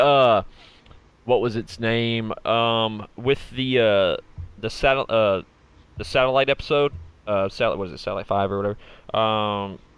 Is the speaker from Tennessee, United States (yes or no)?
yes; Smyrna, Tennessee, United States; Smyrna, Tennessee, born and raised